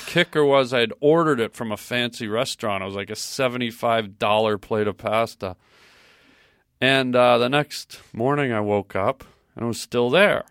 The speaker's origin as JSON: {"language": "English", "country": "Canada", "said": "I'm Canadian"}